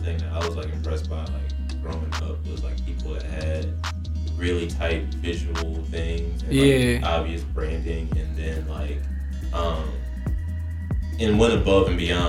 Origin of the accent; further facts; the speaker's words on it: Illinois, United States; Like, Nova, Illinois.